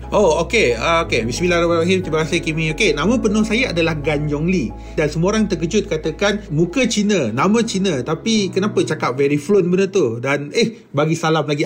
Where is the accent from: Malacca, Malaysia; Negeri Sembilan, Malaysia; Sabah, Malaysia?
Negeri Sembilan, Malaysia; Gemas; saya membesar di Felda Palung 2 di Gemas Negeri Sembilan